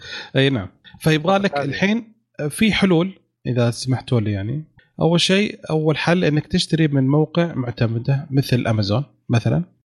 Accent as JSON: {"language": "Arabic", "region": "Eastern Province", "country": "Saudi Arabia", "said": "انا من الشرقيه"}